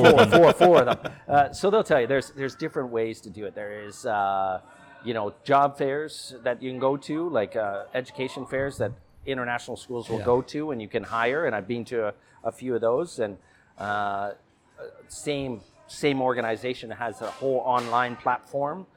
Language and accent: English; Toronto, Ontario, Canada; moved away as an adult; also born or lived in Turkey / Kazakhstan; now in Phuket, Thailand; loved growing up there